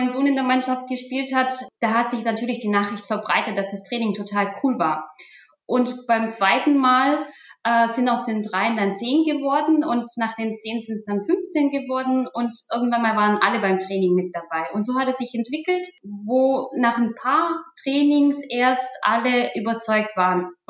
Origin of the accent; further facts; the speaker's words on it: Germany; also born or lived in Kyrgyzstan; Ich bin in Kirgisien zur Welt gekommen und bin dann mit knapp sechs Jahren ähm, dann nach Deutschland umgezogen mit meinen Eltern und meiner Familie.